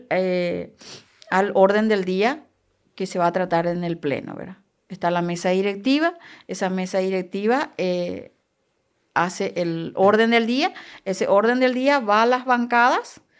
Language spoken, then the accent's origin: Spanish; Canindeyú, Paraguay; esté una canindeyuense, porque yo soy de Canindeyu.